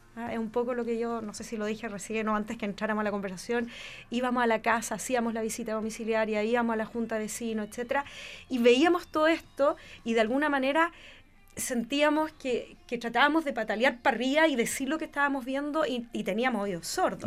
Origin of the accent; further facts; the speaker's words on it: Rancagua, O'Higgins, Chile; Yo vengo de Rancagua